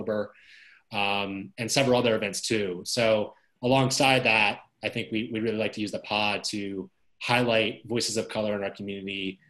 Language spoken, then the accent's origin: English; Maryland, United States; moved away; I'm from Maryland